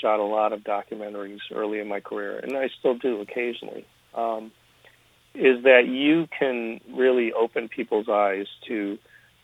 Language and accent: English; Chicago, Illinois, United States; from a very early age in Chicago, growing up in Chicago